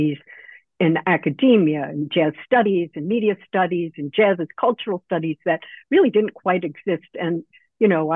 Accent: New York City, New York, United States; born or raised there

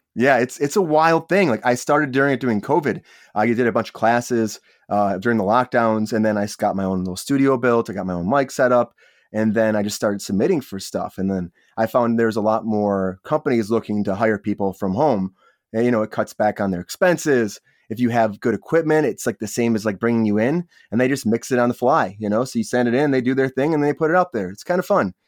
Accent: Michigan, United States; now in Los Angeles, United States; I'm originally from Michigan. I moved out to Los Angeles to pursue acting

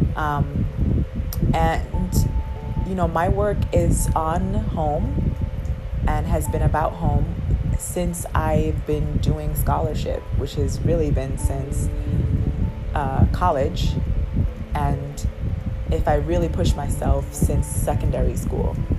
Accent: U.S. Virgin Islands; moved away; also born or lived in continental United States; my hometown

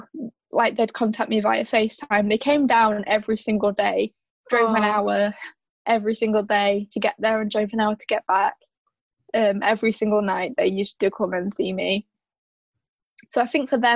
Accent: Yorkshire and the Humber, United Kingdom; I'm from South Yorkshire

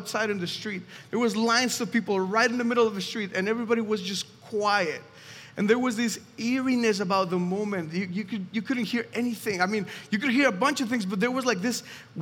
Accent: Mexico City, Mexico; moved away; I'm from Mexico City specifically, and when I was 6 years old

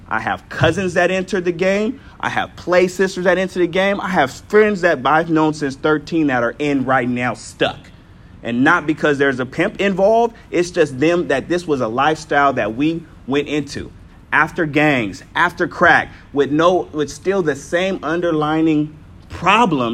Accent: San Diego, California, United States; I'm from Southeast San Diego and literally Linda Vista, up the street

